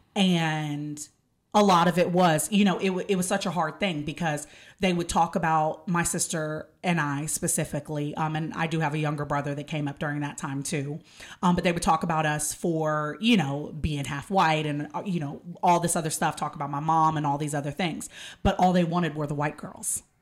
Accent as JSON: {"language": "English", "region": "Texas", "country": "United States", "said": "I am an hour and a half away from Jasper, Texas"}